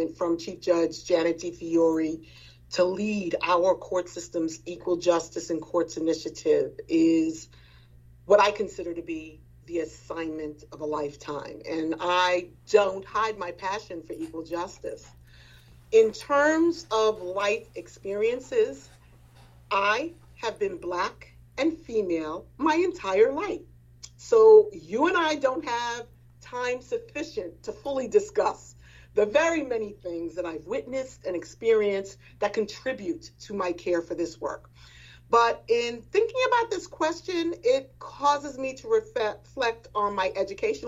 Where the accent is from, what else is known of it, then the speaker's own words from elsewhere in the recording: New York City, New York, United States; I grew up in Edenwald Houses, which is located in what is now called the Wakefield section of the Bronx